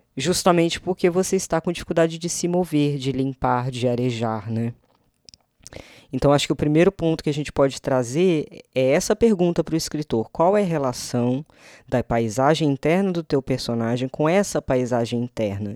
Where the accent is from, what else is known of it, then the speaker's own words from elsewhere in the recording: Minas Gerais, Brazil; moved away; minha terrinha natal